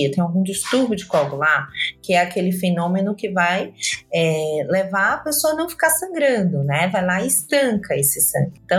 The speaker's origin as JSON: {"language": "Portuguese", "town": "Salvador", "region": "Bahia", "country": "Brazil", "lives_now": "São Paulo, Brazil", "said": "Eu sou de Salvador, mas eu já vim aqui para São Paulo também, tem 15 anos que eu tô aqui e é isso."}